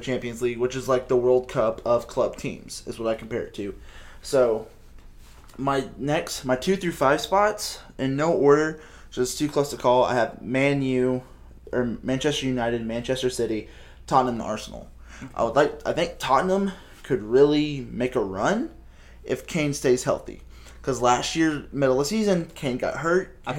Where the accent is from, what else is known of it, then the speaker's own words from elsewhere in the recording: Netherlands; I call them Ajax because I'm up from the Netherlands.